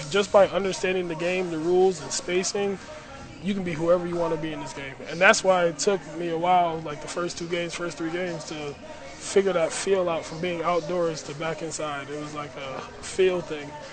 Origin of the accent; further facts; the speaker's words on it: Buffalo, New York, United States; moved away; I'm from Buffalo